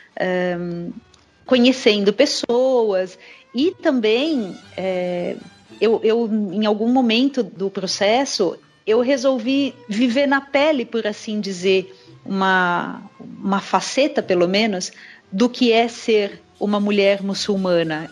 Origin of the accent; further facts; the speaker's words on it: São Paulo, Brazil; Eu sou nascida e criada em São Paulo